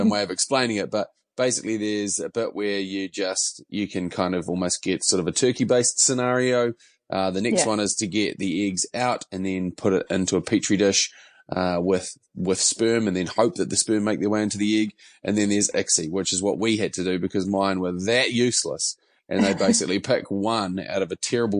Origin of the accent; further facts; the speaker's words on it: Mount Maunganui, Bay of Plenty, New Zealand; now in Auckland, New Zealand; I would say that I hail from Mount Maunganui, although I've lived in Auckland for longer than I lived in Mount Maunganui